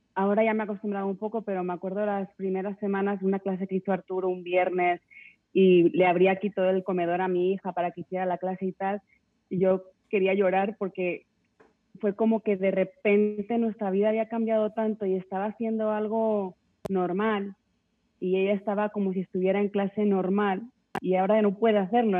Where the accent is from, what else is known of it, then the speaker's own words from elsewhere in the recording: Spain; now in Mexico; Yo, yo soy de España, mi familia está allí